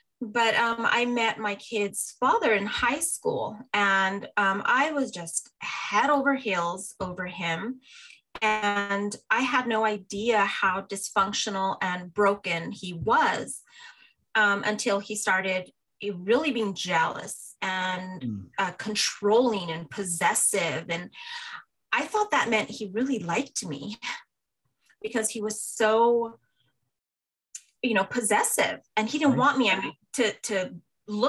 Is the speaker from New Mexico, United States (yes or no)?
yes; Albuquerque, New Mexico, United States; I grew up in Albuquerque, New Mexico as an only child.